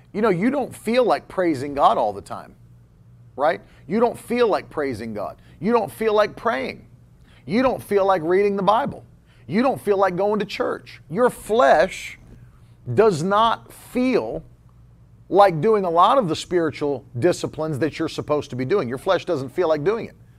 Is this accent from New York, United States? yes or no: no; Florida, United States; first language English; I'm from Florida